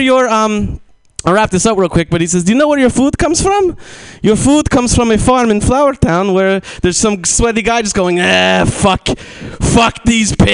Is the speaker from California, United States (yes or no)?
no; New Jersey, United States; moved away as an adult; now in San Francisco, United States; I'm from New Jersey, and I moved to San Francisco a couple years ago